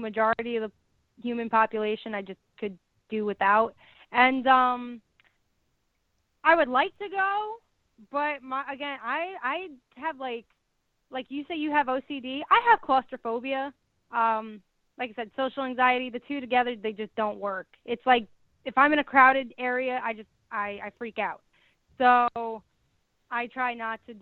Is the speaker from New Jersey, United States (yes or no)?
yes; West Orange, New Jersey, United States; now in South Jersey, United States; I grew up in West Orange, New Jersey.